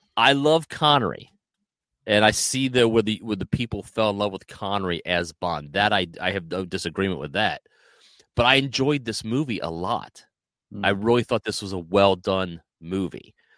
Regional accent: United States; as a American

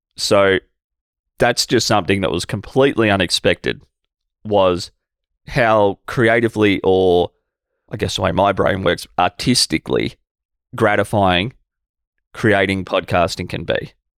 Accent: Albury, New South Wales, Australia; my hometown here in Albury-Wodonga, Australia

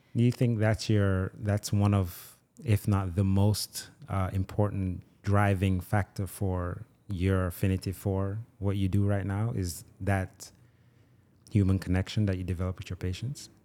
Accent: Nigeria; also born or lived in Jamaica; now in United States; I was born and raised in Nigeria, grew up in Jamaica

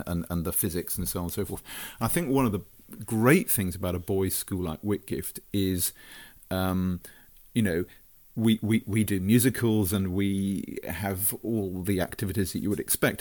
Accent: Brighton, South East England, United Kingdom; born and brought up in Brighton

